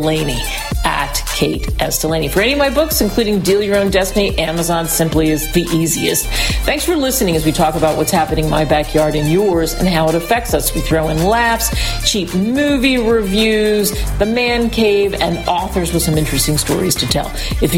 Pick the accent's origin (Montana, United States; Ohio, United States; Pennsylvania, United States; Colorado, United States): Pennsylvania, United States; Philadelphia; I'm from Philly, so I can't help it.